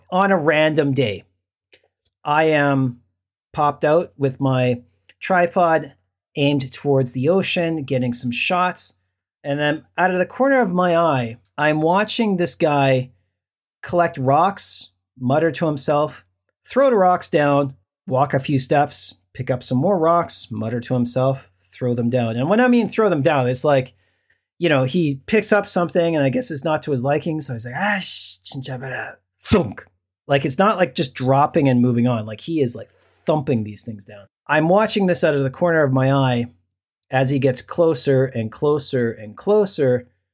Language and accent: English; Canada; now in South Korea; I'm a Canadian passport holder, I'm, I'm coming home.